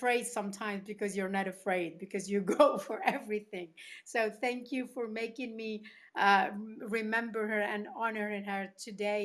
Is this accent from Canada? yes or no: no; Tunisia; moved away; also born or lived in Spain; I grew up in Tunisia and Spain myself. So my mother is Tunisian.